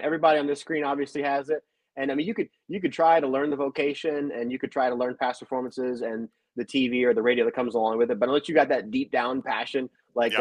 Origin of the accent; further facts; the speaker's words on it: southern Indiana, United States; also born or lived in Louisville, Kentucky; I was born in Louisville, Kentucky. Grew up on the other side of the Ohio River in southern Indiana